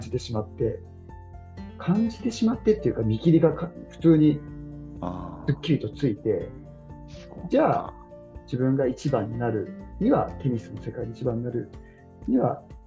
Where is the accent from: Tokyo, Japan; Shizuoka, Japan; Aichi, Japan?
Tokyo, Japan; 僕は東京出身だったんで